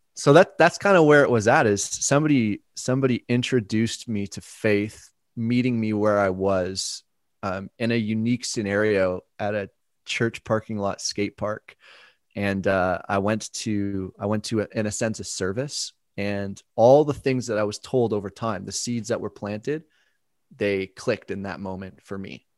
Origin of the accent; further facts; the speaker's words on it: Burlington, Ontario, Canada; they went to this church in Burlington where I grew up in Ontario